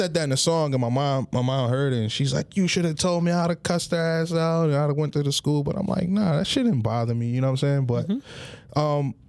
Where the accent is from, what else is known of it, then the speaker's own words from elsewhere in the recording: Atlantic City, New Jersey, United States; growing up in Penny Village is one of the worst projects in Atlantic City.